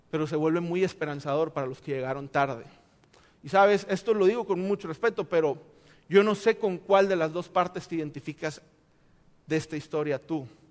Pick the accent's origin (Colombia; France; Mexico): Mexico; nosotros como buenos mexicanos